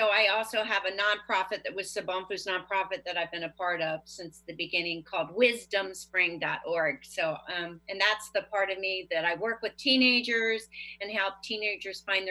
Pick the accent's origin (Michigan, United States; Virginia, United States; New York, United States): Virginia, United States; Leesburg; I'm from Leesburg, Virginia